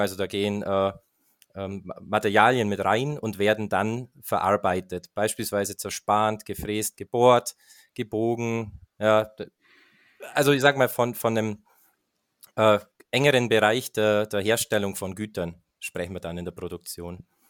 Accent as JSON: {"language": "German", "country": "Germany", "tie": "born or raised there", "said": "beim Energieversorger in meiner Heimatstadt Grumbach"}